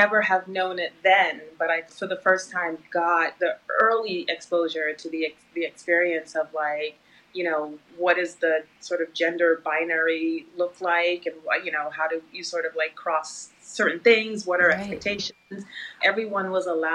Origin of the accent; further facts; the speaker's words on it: New York City, New York, United States; also born or lived in Guyana; Grew up in an area of Brooklyn called Flatbush, which was a very Caribbean community, which my parents immigrated from Guyana, South America, to that area